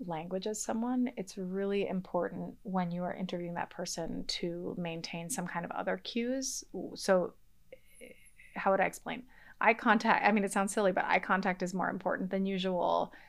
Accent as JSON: {"language": "English", "town": "Boston", "region": "Massachusetts", "country": "United States", "tie": "born or raised there", "also_born_or_lived": "Mexico", "first_language": "English", "said": "I grew up in Boston, in the Boston area, um, in a monolingual English household"}